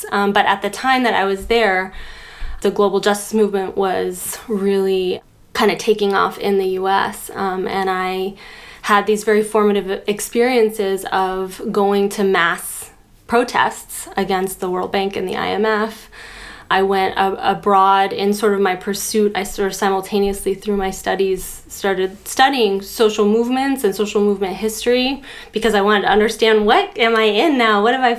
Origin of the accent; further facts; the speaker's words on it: Boulder, Colorado, United States; And I grew up in Boulder, Colorado, which is actually a sort of center for a lot of interesting strands of sort of healing work. And also a pretty homogeneously white town, progressive or liberal, you could say.